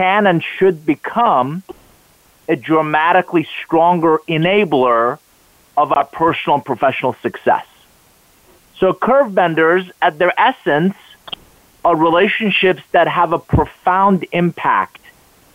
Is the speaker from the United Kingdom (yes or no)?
no; Iran; English is a second language; now in United States; I am originally from Iran, came to the U.S. with $100 suitcase, didn't know anybody, didn't speak a word of English